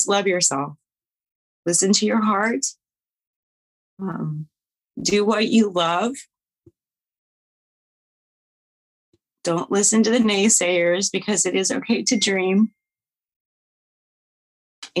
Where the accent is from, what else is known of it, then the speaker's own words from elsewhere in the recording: Kansas City, United States; I'm from the Kansas City area